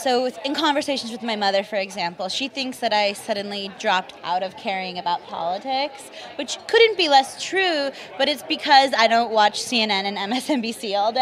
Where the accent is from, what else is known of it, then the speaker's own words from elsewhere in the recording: Los Angeles, California, United States; I grew up in the San Fernando Valley here